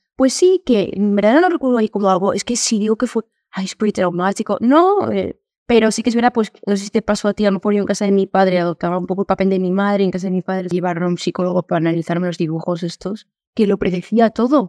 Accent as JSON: {"language": "Spanish", "area": "Valencia area village", "region": "Valencian Community", "country": "Spain", "tie": "born or raised there", "said": "el que me he criado la otra mitad de mi vida"}